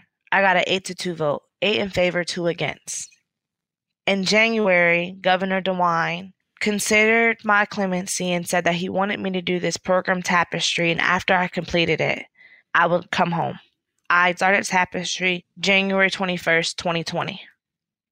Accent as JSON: {"language": "English", "town": "Akron", "region": "Ohio", "country": "United States", "tie": "born or raised there", "said": "my hometown, Akron"}